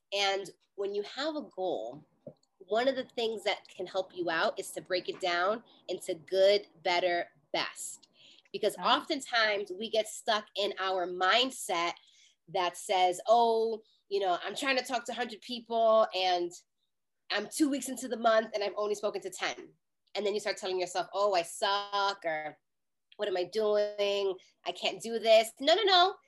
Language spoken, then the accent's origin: English; New York City, New York, United States; I'm a New Yorker